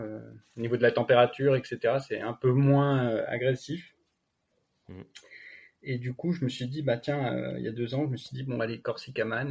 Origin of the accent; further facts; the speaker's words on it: France; now in Annecy, France; Je suis originaire à la base du massif du Jura